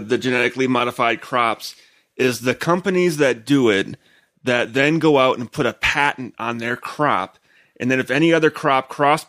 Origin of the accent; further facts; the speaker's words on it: Wisconsin, United States; accent: Wisconsin; my Wisconsin accent